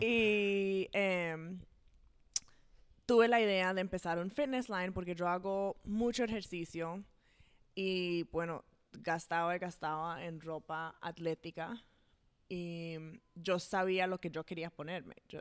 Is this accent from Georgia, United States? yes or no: yes; Atlanta, Georgia, United States; also born or lived in New Jersey; como hace tuve seis años cuando nos mudamos para aquí, para Atlanta. Entonces, toda la vida, de verdad, yo he estado aquí